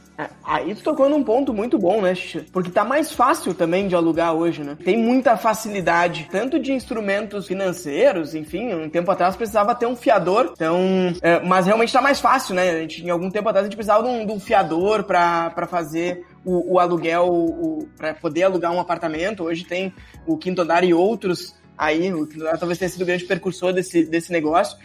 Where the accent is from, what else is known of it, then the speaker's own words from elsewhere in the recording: São Jerônimo, Rio Grande do Sul, Brazil; also born or lived in Porto Alegre; now in São Paulo, Brazil; Eu nasci em São Jerônimo, fui a Porto Alegre, hoje estou, hoje eu moro em São Paulo